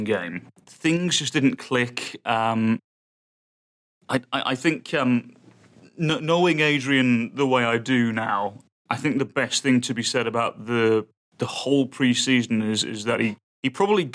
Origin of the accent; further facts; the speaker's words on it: England, United Kingdom; now in United States; being English